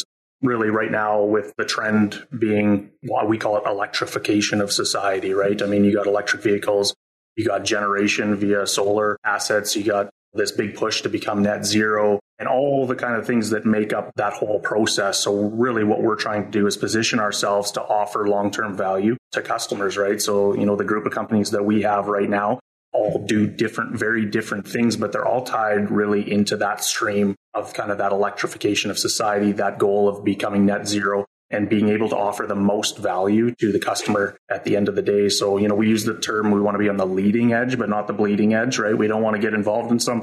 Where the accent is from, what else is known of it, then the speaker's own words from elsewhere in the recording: Saskatoon, Saskatchewan, Canada; also born or lived in Regina; I was born and raised in Saskatoon, went to high school here